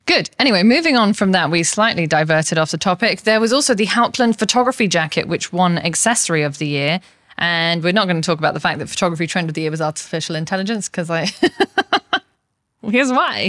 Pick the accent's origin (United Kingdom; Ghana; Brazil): United Kingdom; England; I'm English